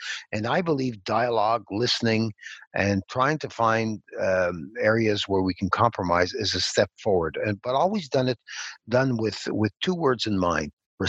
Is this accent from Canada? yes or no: yes; Quebec, Canada; first language English; I'm very proud of being a Quebecer, but I'm also very proud of being a Canadian.